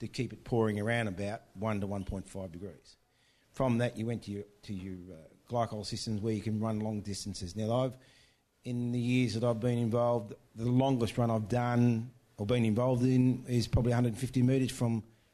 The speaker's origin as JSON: {"language": "English", "region": "Victoria", "country": "Australia", "said": "I'm from Victoria"}